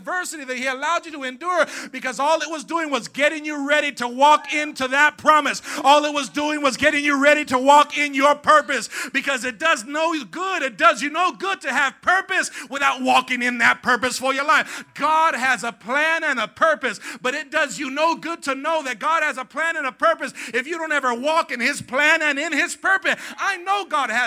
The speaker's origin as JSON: {"language": "English", "town": "Coachella", "region": "California", "country": "United States", "tie": "born or raised there", "said": "I grew up on Avenue 50 in Coachella, and we would walk to Coachella after school."}